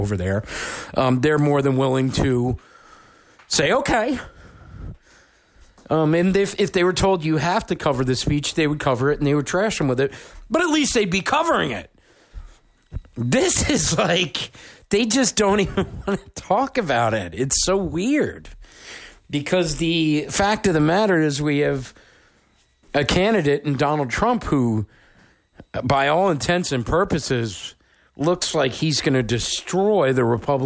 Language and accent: English; New Hampshire, United States; here in my home state of New Hampshire